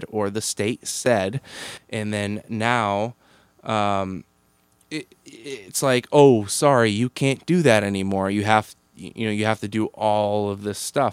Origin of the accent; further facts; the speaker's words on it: Boston, Massachusetts, United States; accent: Boston; my like Boston accent